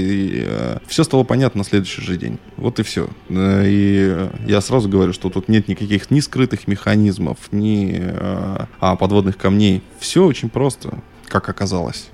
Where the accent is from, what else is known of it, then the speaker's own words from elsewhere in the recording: Northern Kazakhstan, Kazakhstan; now in Chistopol, Russia; я все-таки человек а, пришлый, приезжий. Я родился в Северном Казахстане.